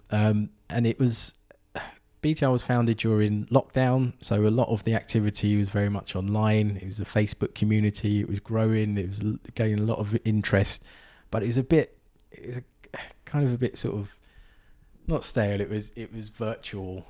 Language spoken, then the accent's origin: English; London, United Kingdom; also born or lived in County Durham; growing up in Southeast London